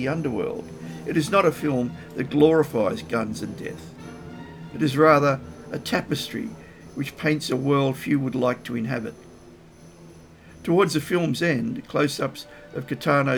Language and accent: English; Australia; As an Australian